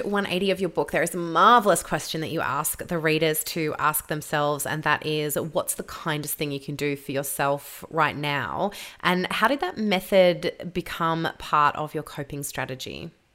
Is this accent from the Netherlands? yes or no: no; Victoria, Australia; I'm from Victoria, so we had it rougher than anyone else in Australia